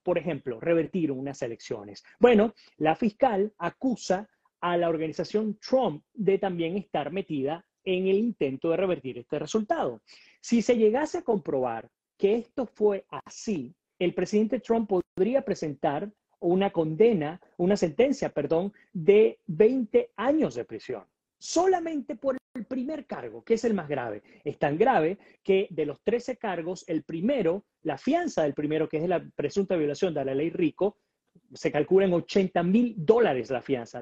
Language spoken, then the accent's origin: Spanish; Venezuela; nosotros como venezolanos